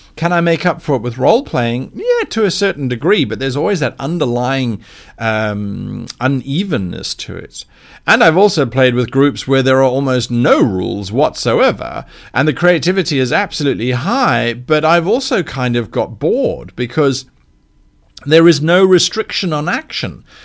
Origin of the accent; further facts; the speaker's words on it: South Africa; now in United Kingdom; a South African